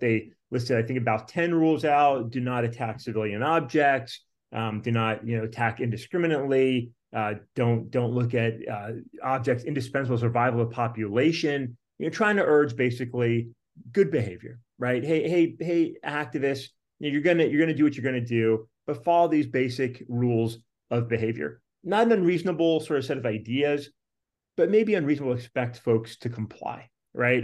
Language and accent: English; Virginia, United States; out here in my home state, in the Commonwealth of Virginia